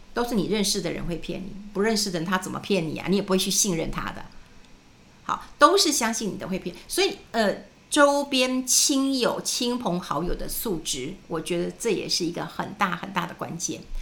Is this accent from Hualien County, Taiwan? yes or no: no; New Taipei, Taiwan; moved away as an adult; also born or lived in Wenshan District, Taipei; now in Taipei, Taiwan; 我就从新店就搬到了文山区